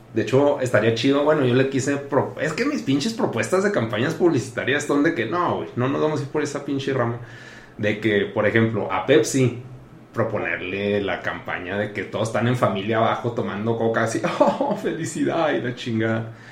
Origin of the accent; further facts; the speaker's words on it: Chihuahua, Mexico; soy un mocho de Chihuahua